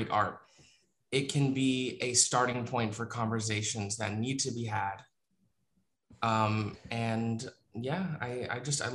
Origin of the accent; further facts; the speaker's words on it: South Florida, United States; moved away; I grew up in South Florida